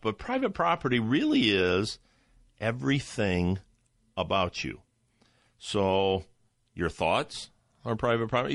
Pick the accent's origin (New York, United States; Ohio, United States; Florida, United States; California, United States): Ohio, United States; I'm from Ohio